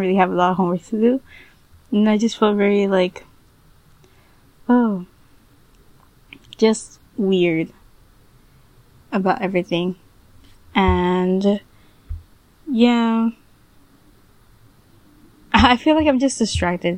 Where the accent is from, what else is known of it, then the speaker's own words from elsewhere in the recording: United States; I was born here in the United States